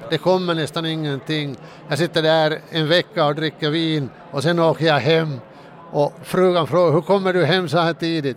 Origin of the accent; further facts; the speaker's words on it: Finland; den där bilden av svensk Finland är ju den att, att vi alla är rika